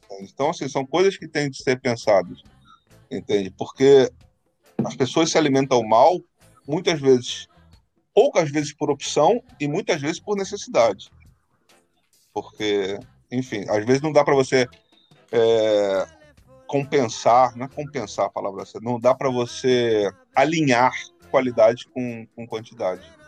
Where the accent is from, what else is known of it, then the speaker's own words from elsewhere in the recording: Rio de Janeiro, Brazil; quando eu era pequeno lá no Burger, Carioca